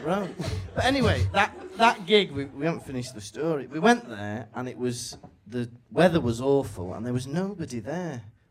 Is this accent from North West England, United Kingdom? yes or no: no; Wales, United Kingdom; moved away as an adult; now in Germany; I'm from Wales.